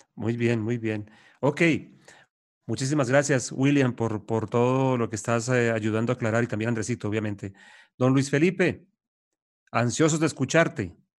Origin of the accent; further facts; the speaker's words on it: Bucaramanga, Santander, Colombia; Todos somos de Bucaramanga